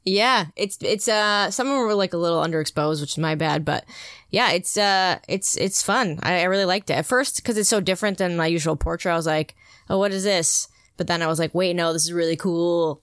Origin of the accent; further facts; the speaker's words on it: Connecticut, United States; moved away as an adult; my dad's a volunteer fireman in my hometown, and before I moved out here